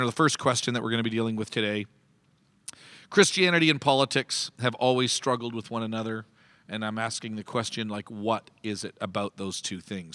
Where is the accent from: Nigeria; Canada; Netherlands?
Canada; now in United States; I'm the Canadian in the midst, who, uh, legally is not allowed to vote next Tuesday